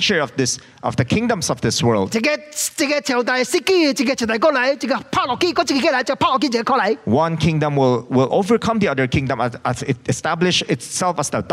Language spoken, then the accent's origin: English; China; I am Chinese